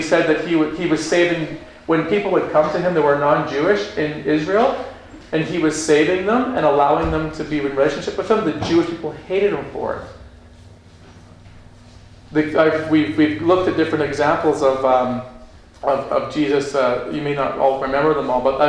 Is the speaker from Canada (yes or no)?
yes; Canada